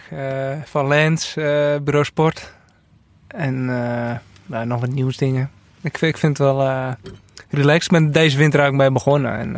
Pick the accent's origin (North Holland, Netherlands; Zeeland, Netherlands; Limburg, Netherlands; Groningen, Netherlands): North Holland, Netherlands; als Noord-Hollander